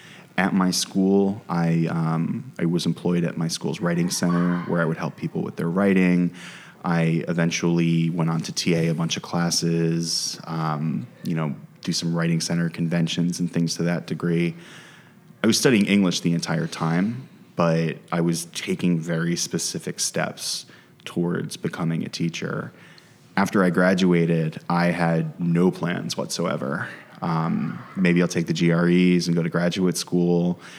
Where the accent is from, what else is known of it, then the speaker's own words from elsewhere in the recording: United States; me being American and being a white guy was viewed as an asset